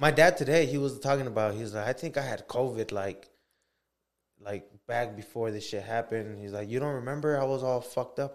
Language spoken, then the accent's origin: English; United States; as American people